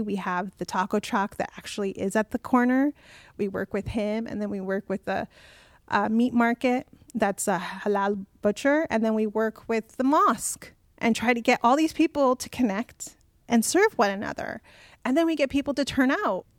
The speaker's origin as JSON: {"language": "English", "town": "Burbank", "region": "California", "country": "United States", "tie": "born or raised there", "also_born_or_lived": "Orange County, California / Anaheim, California", "said": "I myself was born in Burbank, California"}